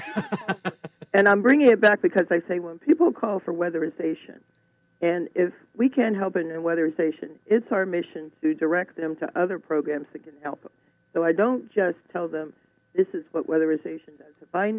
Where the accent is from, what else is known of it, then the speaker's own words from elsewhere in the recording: Alabama, United States; born there; As I said, I was born down south in Alabama, and there's such a family feeling down there, and it carries over, and it's always been part of me.